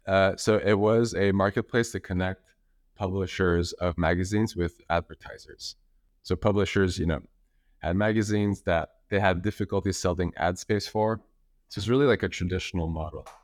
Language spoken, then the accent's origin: English; Montreal, Quebec, Canada; I'm from Montreal. know, living there since, since forever.